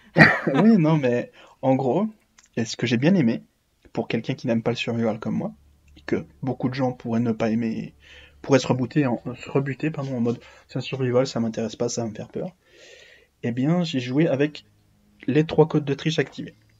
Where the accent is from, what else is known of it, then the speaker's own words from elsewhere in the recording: Belgium; je suis belge